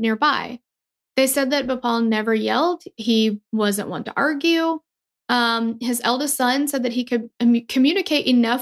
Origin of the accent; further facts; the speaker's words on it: Tennessee, United States; we're from Tennessee